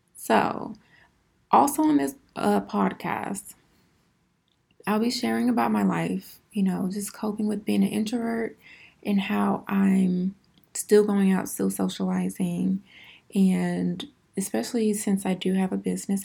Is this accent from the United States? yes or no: yes; Houston, Texas, United States; I am originally from Houston, Texas. I am born and raised